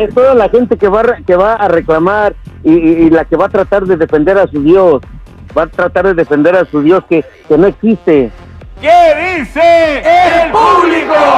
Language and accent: Spanish; Mexico; Soy mexicano